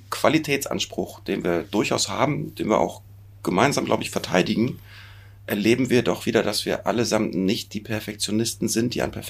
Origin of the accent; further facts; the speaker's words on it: Hamburg, Germany; Aus der {S0} schönsten Stadt der Welt komme ich.